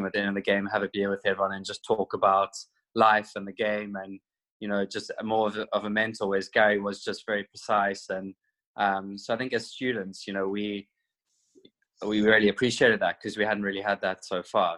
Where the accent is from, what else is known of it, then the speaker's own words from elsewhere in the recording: Cape Town, Western Cape, South Africa; moved away as an adult; now in Wales; growing up in South Africa